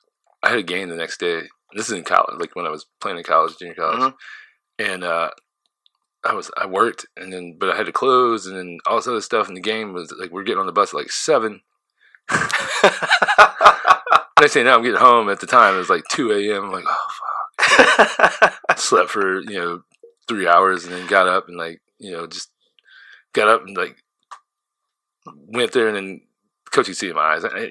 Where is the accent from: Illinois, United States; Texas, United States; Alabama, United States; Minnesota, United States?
Illinois, United States; Southern; moved away; I grew up in Southern Illinois, so I grew up in a town of 550 people